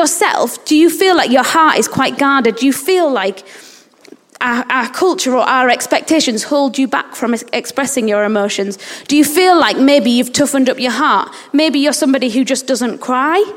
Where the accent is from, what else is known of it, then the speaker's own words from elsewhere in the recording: England, United Kingdom; also born or lived in Uganda; in England we're really, really, or as British people, we're really reserved